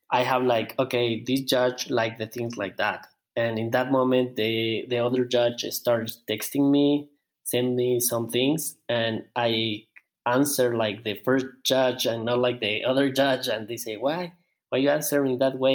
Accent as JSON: {"language": "English", "country": "Ecuador", "second_language": "English", "said": "I'm from Ecuador. I'm 31 years old."}